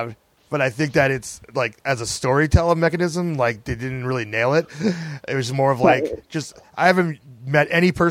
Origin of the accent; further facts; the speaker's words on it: United States; people of color growing up in the United States of America